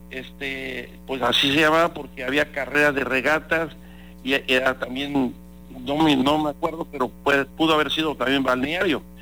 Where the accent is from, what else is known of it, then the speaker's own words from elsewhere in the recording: Veracruz, Mexico; born there; pues yo nací en Veracruz, en Jicotenca, en la calle Jicotenca, ¿verdad? A una cuadra de la, a una cuadra de la playa